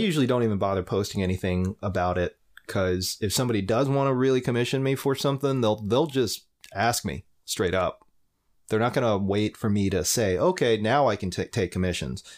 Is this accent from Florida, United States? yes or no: yes; Lakeland, Florida, United States; back in my hometown in Lakeland, uh, Florida